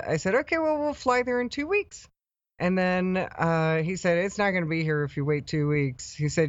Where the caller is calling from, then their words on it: Ecuador; I'm actually calling from Ecuador right now.